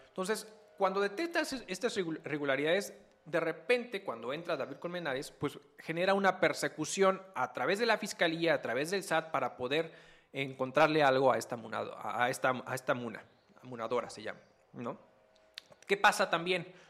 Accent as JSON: {"language": "Spanish", "country": "Mexico", "said": "nuestros impuestos como mexicanos"}